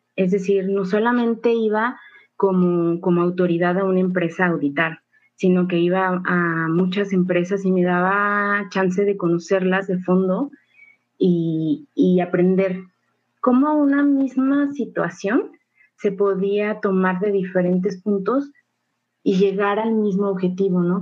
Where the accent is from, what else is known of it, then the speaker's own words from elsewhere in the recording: Mexico; cultura tan rica que tenemos como mexicanos